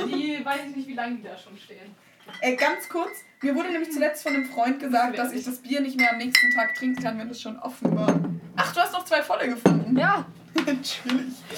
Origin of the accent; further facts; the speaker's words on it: Germany; first language Turkish and German; ich bin türkisch und deutsch aufgewachsen und ich bin stolz, dass ich jetzt zwei Sprachen kann, wobei mein Deutsch auch dezent besser ist als mein Türkisch.